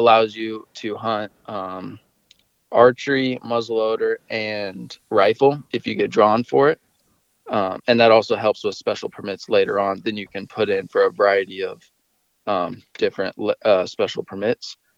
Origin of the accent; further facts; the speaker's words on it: Eastern Washington, United States; I was born and raised here in Eastern Washington